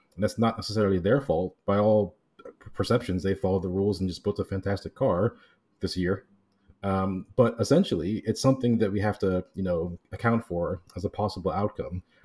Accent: Miami, Florida, United States; moved away; I'm from Miami originally

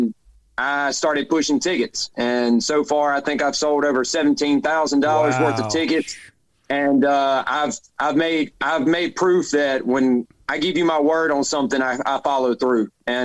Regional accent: Jackson, Mississippi, United States; born or raised there

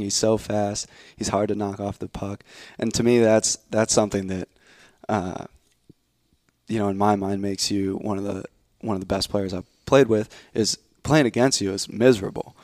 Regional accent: New Jersey, United States; I was born in New Jersey.

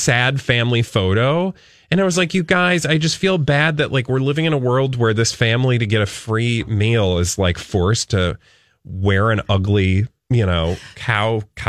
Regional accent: the South, United States; I grew up in the South

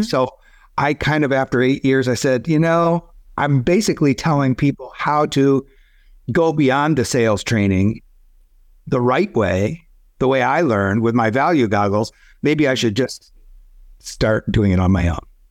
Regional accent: Michigan, United States; moved away as an adult; also born or lived in Arizona; I grew up in Michigan, got married right after Michigan Business School

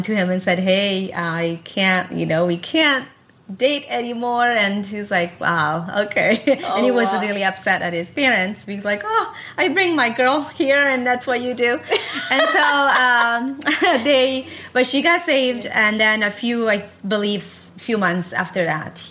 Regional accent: Italy; English is a second language; I was born in Italy and raised there.

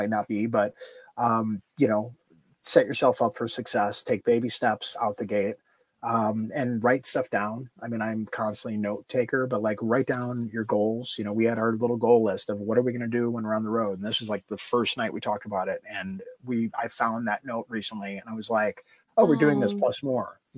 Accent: Chicago, Illinois, United States; moved away as an adult; also born or lived in Asheville, North Carolina; I am born and raised in Chicago.

